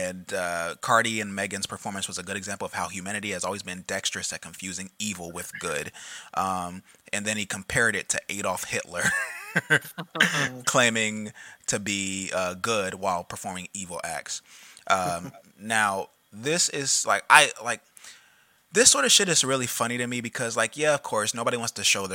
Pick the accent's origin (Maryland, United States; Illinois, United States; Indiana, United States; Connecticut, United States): Indiana, United States; Indianapolis; I grew up in Indianapolis